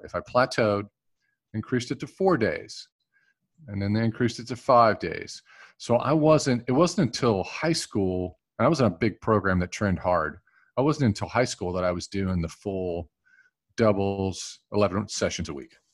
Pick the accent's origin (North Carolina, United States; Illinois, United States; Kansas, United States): North Carolina, United States; Gastonia; I grew up in Gastonia, North Carolina.